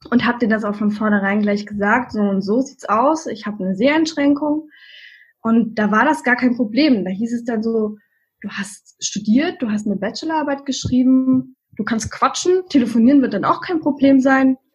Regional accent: Saxony, Germany; born there; now in Berlin, Germany

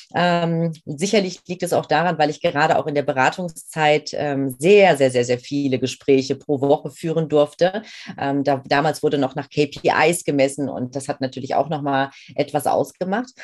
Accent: Main-Kinzig-Kreis, Rhine-Main area, Hesse, Germany; ich bin ein Kind aus dem Rhein-Main-Gebiet, bin groß geworden in einem recht äh, ja, überschaubaren Örtchen, aber einem sehr, sehr schönen ähm, äh, im Main-Kinzig-Kreis

